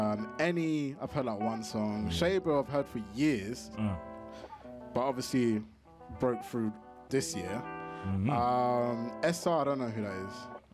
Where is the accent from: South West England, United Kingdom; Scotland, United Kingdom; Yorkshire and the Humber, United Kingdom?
Yorkshire and the Humber, United Kingdom; Morley; I mean, I'm from Morley, isn't it? £2 chicken. That's how I survived.